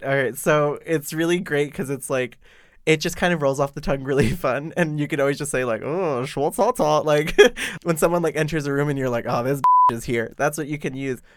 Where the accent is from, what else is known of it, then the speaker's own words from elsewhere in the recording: Boston, Massachusetts, United States; now in Shanghai, China; I am from Boston.